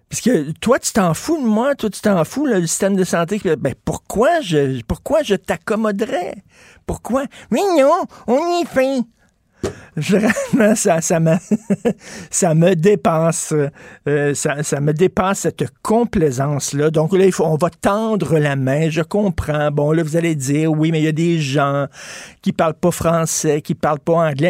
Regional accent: Quebec, Canada; on est des Québécois

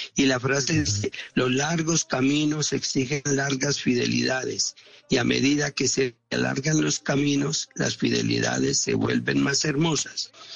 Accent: Armenia, Quindío, Colombia; yo soy cuyabro de Armenia

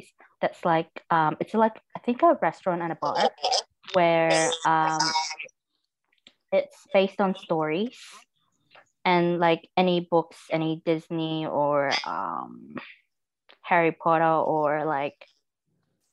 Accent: Melbourne, Victoria, Australia; also born or lived in Manila, Philippines; I'm from Melbourne. But I wasn't born in Melbourne. I was born in the Philippines, in Manila.

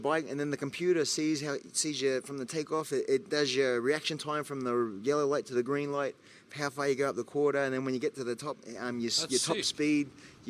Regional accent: Australia; As an Aussie

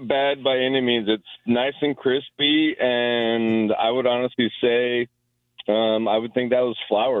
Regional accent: Denver, Colorado, United States; moved away as an adult; now in Mount Pleasant, United States; I was born and raised in Denver and moved out of state a couple of years ago.

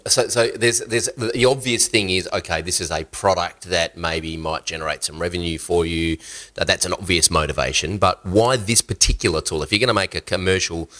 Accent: Australia; accent: Australian; my Australian accent

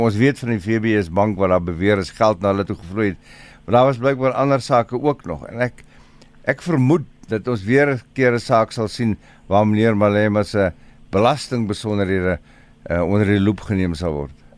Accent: South Africa; ons as Suid-Afrikaners

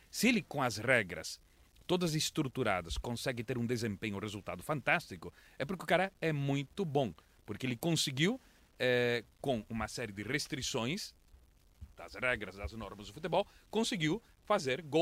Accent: Londrina, Paraná, Brazil; E eu cresci em Londrina e eu adoro o cupim.

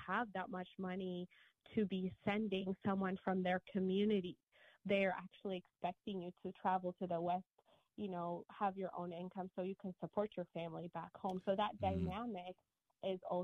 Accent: Ethiopia; moved away as an adult; now in United States; I grew up in Ethiopia

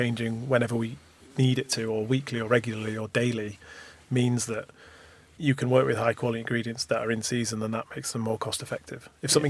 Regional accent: Manchester, North West England, United Kingdom; now in London, United Kingdom; We're both from Manchester. I've got Irish parents.

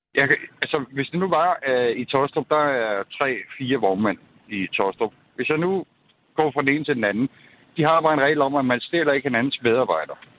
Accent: Greve, Zealand, Denmark; moved away; also born or lived in Jutland / Haderslev; jeg er oprindelig fra Greve, øh, men har boet i Jylland i 27 år

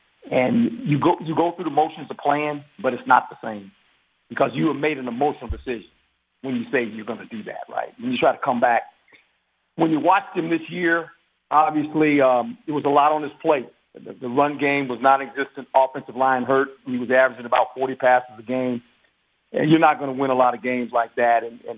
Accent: West Coast, United States; You know, I grew up on the West Coast.

